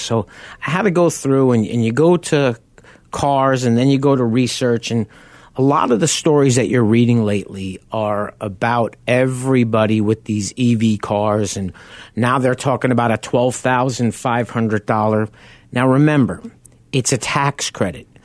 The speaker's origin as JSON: {"language": "English", "area": "Long Island", "region": "New York", "country": "United States", "tie": "born or raised there", "also_born_or_lived": "South Farmingdale", "moved": "yes", "said": "I grew up on Long Island."}